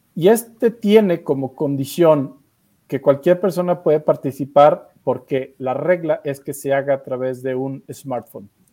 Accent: Mexico; en México tenemos ese talento de la animación

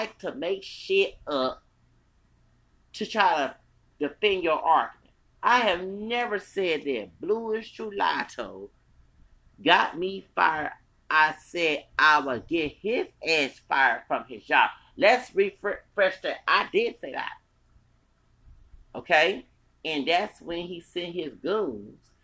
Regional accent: United States; accent: American; also born or lived in Houston, Texas; I'm American

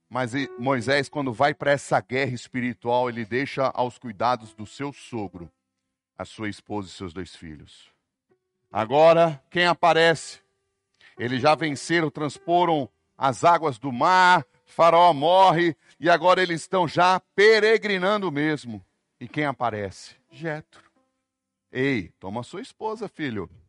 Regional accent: São Paulo, Brazil; born there; also born or lived in Brasília / Fortaleza / Salvador; Sou urbano. Nasci em São Paulo, morei em Brasília, morei em Fortaleza, morei em Salvador, só morei em capital.

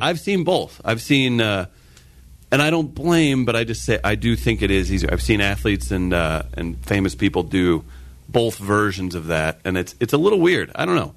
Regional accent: Farmington, Missouri, United States; my hometown of Farmington, Missouri.

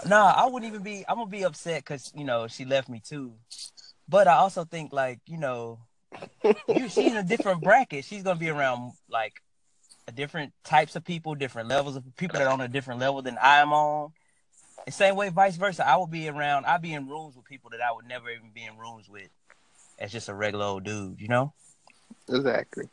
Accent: Shelby, North Carolina, United States; I grew up in Shelby around all the guys.

